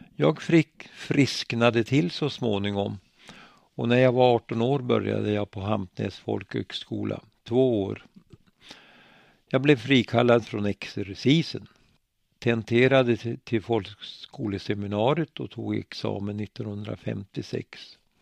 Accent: Bölen, Västernorrland County, Sweden; I Bölen, min hemby, fanns ett IOGT ordenshus

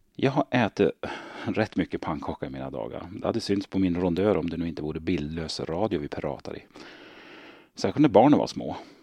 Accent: Hälsingland, Gävleborg County, Sweden; Jag är född och uppvuxen i Hälsingland

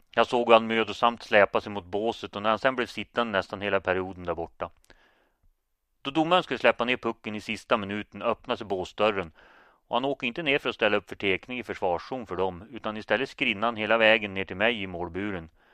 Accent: Nordingrå, Västernorrland County, Sweden; moved away as an adult; also born or lived in Örnsköldsvik; Är man född och uppvuxen i Norden kommun, då kommer man för alltid vara Nordingrebo

